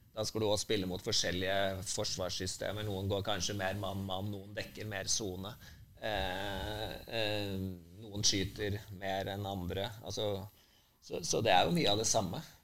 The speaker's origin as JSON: {"language": "Norwegian", "town": "Grue", "region": "Innlandet", "country": "Norway", "tie": "born or raised there", "said": "jeg vokste opp i, i Grue"}